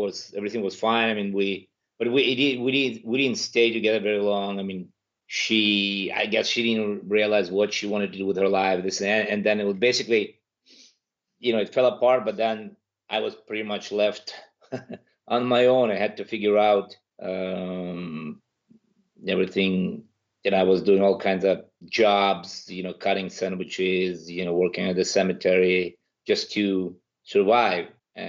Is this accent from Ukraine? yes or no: yes; Kyiv, Ukraine; English is a second language; moved away as an adult; also born or lived in Moscow, Russia; now in Los Angeles, United States; I'm originally from Kyiv, Ukraine